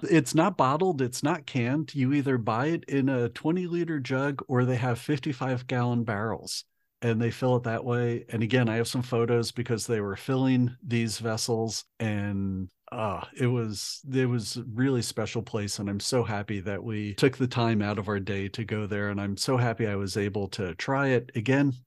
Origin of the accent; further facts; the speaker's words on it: United States; being an American